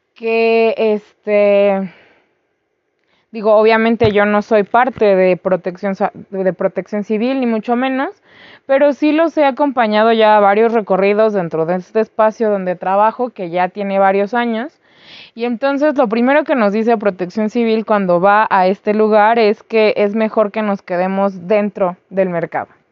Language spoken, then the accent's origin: Spanish; Mexico; also born or lived in Mexico City; nosotros como pueblo mexicano